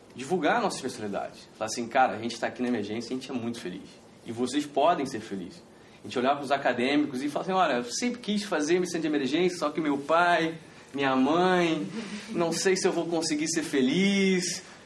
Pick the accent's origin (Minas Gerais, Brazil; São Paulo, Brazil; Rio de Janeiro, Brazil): Rio de Janeiro, Brazil; moved away as an adult; now in Porto Alegre, Brazil; eu, apesar de eu me consolidar no Rio Grande do Sul, sou carioca. Eu troquei as praias cariocas pelo, pelo mate na Redenção